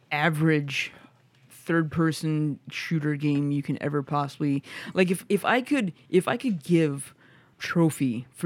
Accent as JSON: {"language": "English", "region": "Midwest", "country": "United States", "said": "I guess that I'm from the Midwest, and you know it's it's way different uh, uh, on how he is voice acted."}